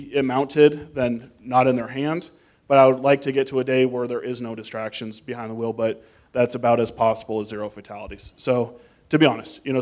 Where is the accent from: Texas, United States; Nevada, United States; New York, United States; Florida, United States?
Nevada, United States; Las Vegas; someone who was born and raised in Las Vegas